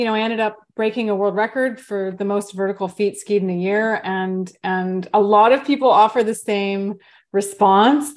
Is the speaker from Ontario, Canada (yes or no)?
no; Vancouver, British Columbia, Canada; now in Bainbridge Island, United States; the nature that I grew up with as a little one growing up in Vancouver, Canada